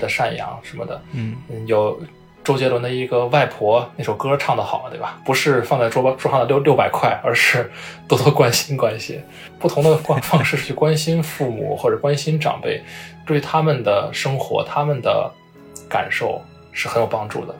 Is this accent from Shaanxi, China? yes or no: yes; Xi'an, Shaanxi, China; moved away; 我的老家在西安嘛